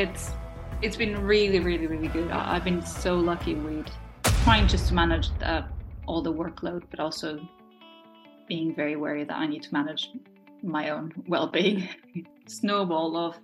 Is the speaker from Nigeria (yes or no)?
no; Portugal; first language Portuguese; English is a second language; moved away as an adult; now in United Kingdom; growing up in Portugal